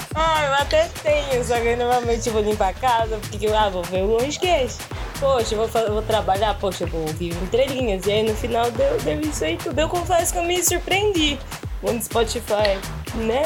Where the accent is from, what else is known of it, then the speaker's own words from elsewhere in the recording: São Paulo, Brazil; sou paulista